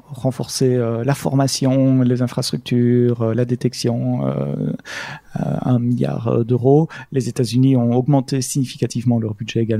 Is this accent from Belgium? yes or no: yes; Belgium; non, ah non, monsieur, je suis belge.